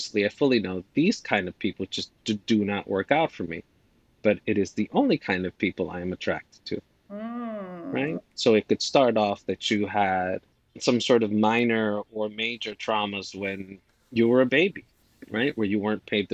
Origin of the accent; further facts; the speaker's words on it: Dominican Republic; moved away; I am an immigrant from the Dominican Republic